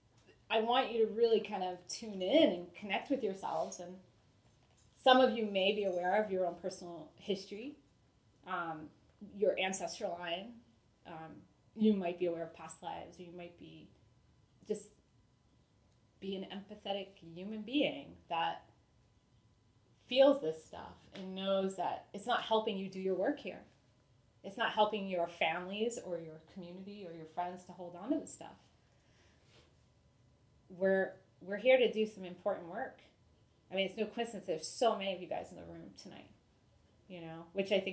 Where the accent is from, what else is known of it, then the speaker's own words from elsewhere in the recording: New England, United States; moved away as an adult; also born or lived in Rhode Island; now in California, United States; it's pretty intense growing up in New England